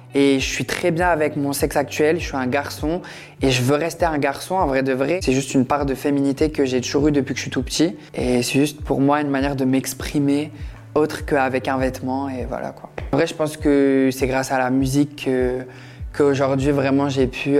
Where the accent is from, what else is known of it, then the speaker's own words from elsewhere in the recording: Metz, Grand Est, France; je viens de Metz